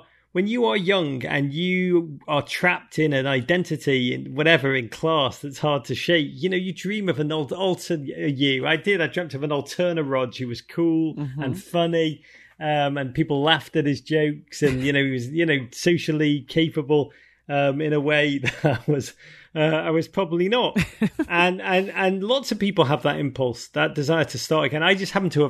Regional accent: Los Angeles, California, United States; You know, I grew up in LA and I love ….

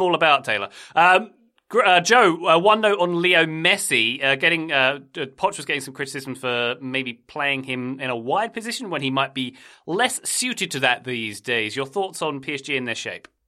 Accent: United Kingdom; typical Brit

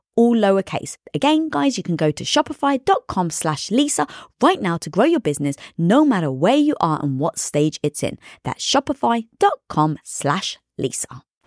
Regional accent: London, United Kingdom; born or raised there

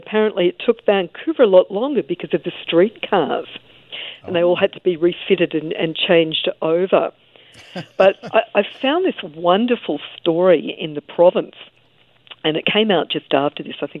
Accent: Australia; being an Australian

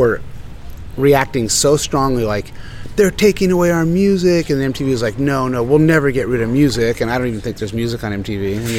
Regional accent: La Jolla, California, United States; No, they're younger than me. I grew up in La Jolla. That crew came after me.

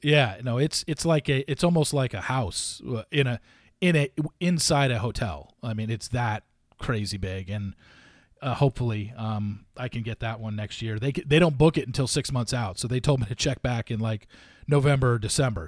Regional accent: Los Alamitos, California, United States; moved away; I loved growing up in Southern California, and I was in North Orange County.

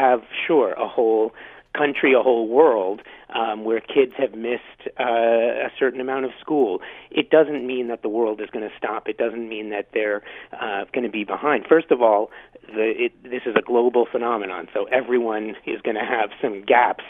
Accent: New York City, New York, United States; now in Ottawa, Canada; I'm from New York originally

